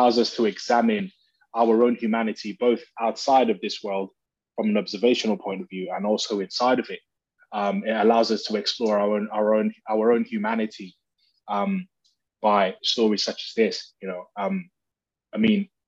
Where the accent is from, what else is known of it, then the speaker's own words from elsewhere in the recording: United Kingdom; also born or lived in Nigeria; I'm British, British Nigerian.